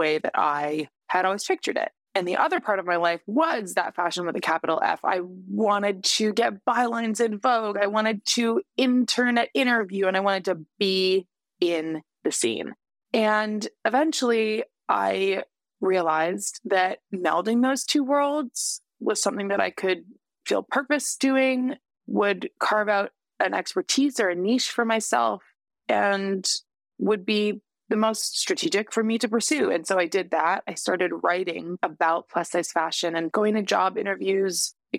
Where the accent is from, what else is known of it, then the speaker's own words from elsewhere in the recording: Canada; moved away as an adult; now in United States; as a Canadian who moved to the States